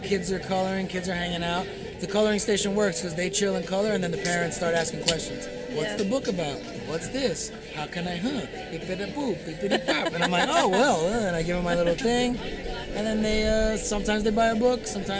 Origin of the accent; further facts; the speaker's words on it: New York City, New York, United States; now in Stockton, United States; I'm from Brooklyn, New York. I'm a transplant. But I love Stockton. It's awesome here.